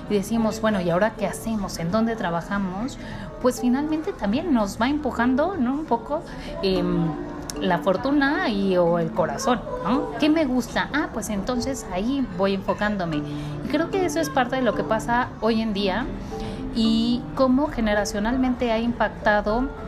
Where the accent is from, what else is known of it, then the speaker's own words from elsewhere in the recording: Mexico; como eh, mexicanos.